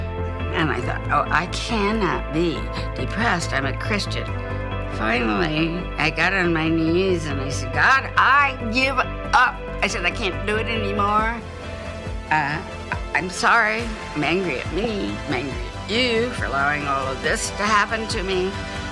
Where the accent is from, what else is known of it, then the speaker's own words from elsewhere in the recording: Phoenix, Arizona, United States; I was born in Phoenix in 1937